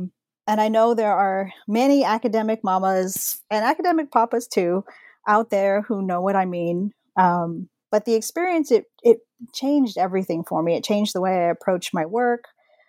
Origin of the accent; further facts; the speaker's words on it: San Antonio, Texas, United States; I'm from San Antonio, Texas. When I was growing up, all of my family, extended family, we all lived in the same neighborhood.